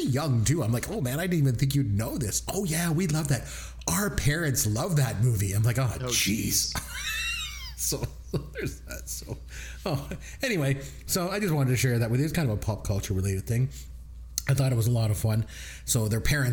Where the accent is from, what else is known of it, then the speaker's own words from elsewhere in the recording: Canada; we're Canadian